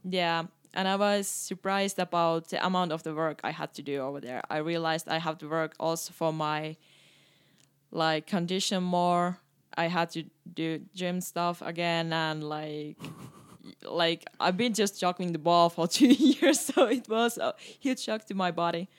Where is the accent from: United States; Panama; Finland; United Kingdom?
Finland; English is a second language; moved away as an adult; now in Canada; I start to really appreciate more my home country when I start to travel more.